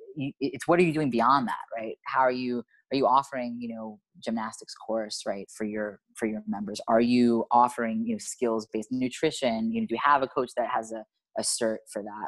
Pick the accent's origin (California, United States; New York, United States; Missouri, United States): New York, United States; now in Miami, United States; I'm from New York